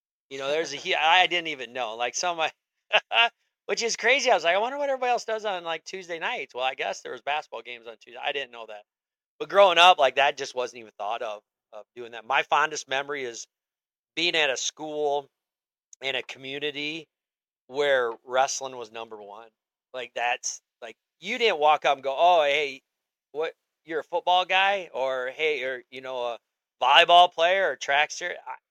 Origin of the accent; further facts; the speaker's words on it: Osage, Iowa, United States; now in La Crosse, United States; and I was born in Osage, and I have two older brothers and an older sister.